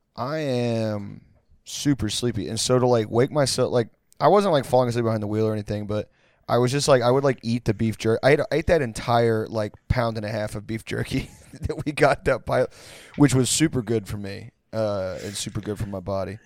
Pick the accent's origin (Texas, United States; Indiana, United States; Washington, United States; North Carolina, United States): Texas, United States; Pasadena; I'm at a bar, like, three minutes from where I grew up in Pasadena, Texas, l, like, fifteen, twenty minutes outside of Houston.